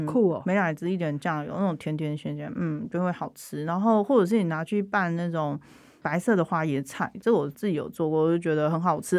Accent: central Taiwan, Taiwan; 我是中部人，我在中部长大

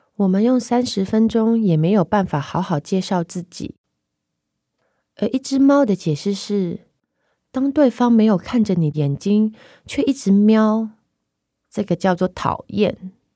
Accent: Hong Kong; moved away as an adult; now in Taipei, Taiwan; 我来自香港， 我写诗， 也同时是一间只卖诗集的独立书店店长

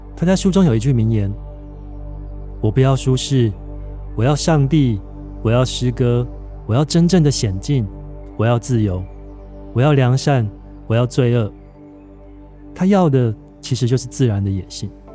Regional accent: Taiwan; 这座孕育我的海岛

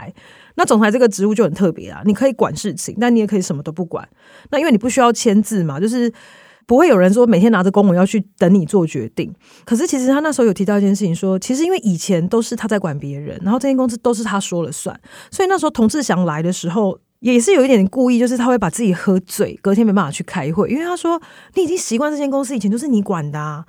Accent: Taiwan; 我们台湾人的想法会是，我要买家具，我要买一些居家用品的时候

